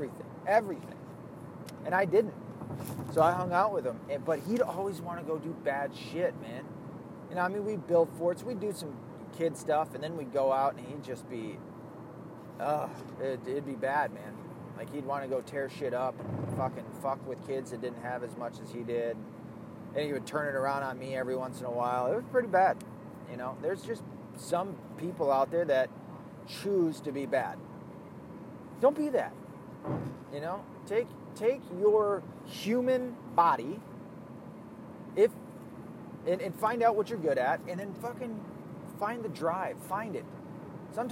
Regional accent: the South, United States; accent: Southern; my accent is almost all but gone from the South. Every once in a while, I'll get people that go, "Are you from the South?" Yeah. But it's almost all but gone. And that's sad, because I miss it. I miss the South so fucking much.

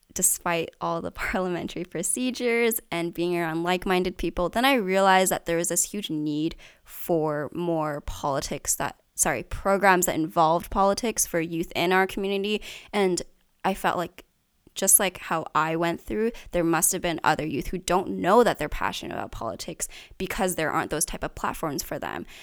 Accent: Richmond, British Columbia, Canada; I've grown up here in Richmond my entire life

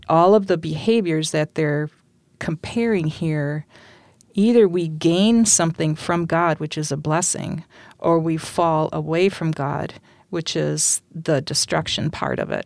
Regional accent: Holland, Michigan, United States; also born or lived in West Olive, Michigan; born and raised in Holland, on the north side

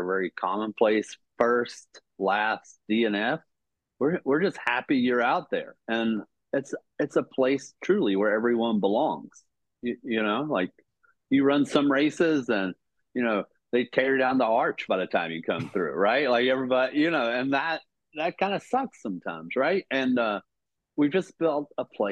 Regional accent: Southwest Virginia, United States; born or raised there

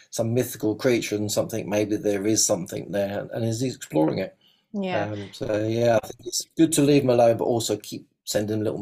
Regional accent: England, United Kingdom; And I was like, well, I'm English, so that's fairly obvious.

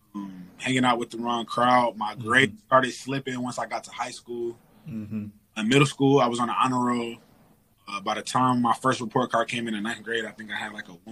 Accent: Detroit, Michigan, United States; I mean, in a long story short, it was growing up in a slightly impoverished area. You know what I'm saying? Attending public school, sharing books, sharing pretty much everything with your classmat

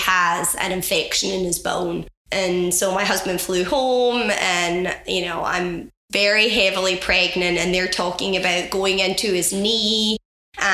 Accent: west coast of Scotland, United Kingdom; moved away; Born and raised on the west coast of Scotland

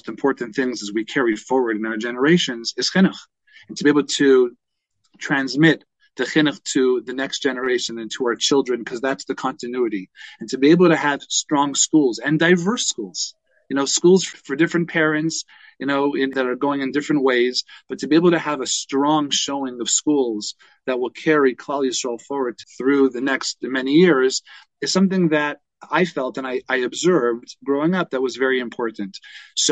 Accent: Toronto, Ontario, Canada; I grew up in Toronto

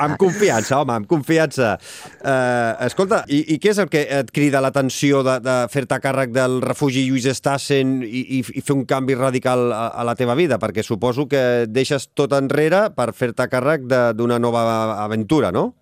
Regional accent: Sabadell, Catalonia, Spain; jo, jo sóc de Sabadell

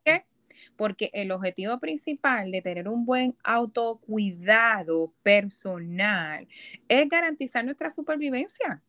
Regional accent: Puerto Rico; moved away as an adult; also born or lived in Boston, Massachusetts; now in New York, United States; yo nací y me crié en Puerto Rico

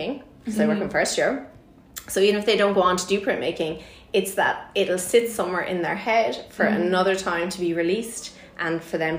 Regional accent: Ireland; in Ireland, this is how we do things.

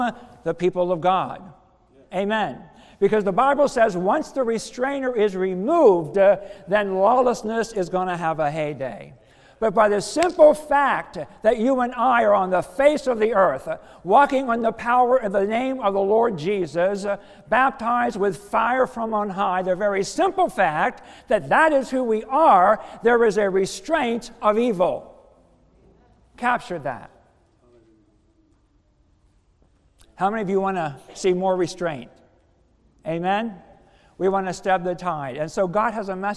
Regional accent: United States; moved away; also born or lived in Philadelphia; I'm a country boy from Somerset County, so, you know, very rural area, know all about the farming stuff and living off the land

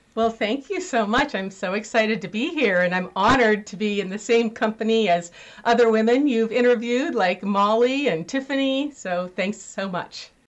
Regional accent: California, United States; I had horses and rode around Lake Tahoe, where I grew up in California

